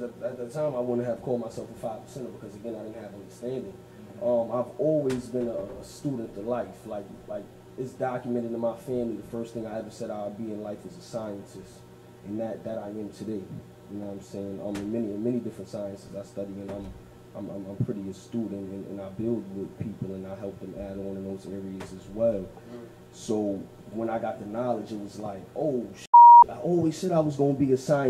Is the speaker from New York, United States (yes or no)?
yes; Brooklyn, New York, United States; I'm from here in Brooklyn. I'm an artist from Brooklyn.